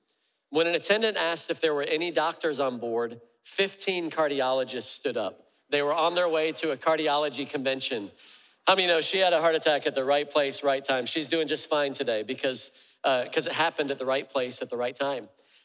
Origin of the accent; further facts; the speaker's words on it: Freeport, Illinois, United States; born there; also born or lived in Charleston, South Carolina; I was born in Freeport, Illinois, Northern Illinois, and had moved to Charleston, South Carolina